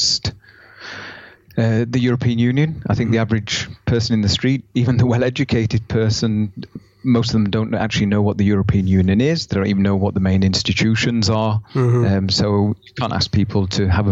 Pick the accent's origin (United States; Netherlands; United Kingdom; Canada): United Kingdom; Yorkshire and the Humber; moved away as an adult; now in Germany; where I come from in the UK, which is Yorkshire, there are areas of Yorkshire, my hometown